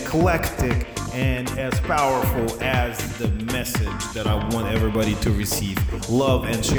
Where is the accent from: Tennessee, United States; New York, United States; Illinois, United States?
Illinois, United States; Chicago; also born or lived in Miami, Florida; This mix is going to bring you to Chicago. This mix is going to bring you to the city that I am proud to be from.